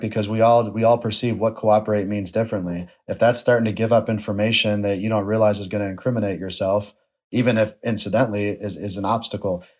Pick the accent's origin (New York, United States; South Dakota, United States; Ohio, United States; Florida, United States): New York, United States; Buffalo; my hometown of Buffalo, New York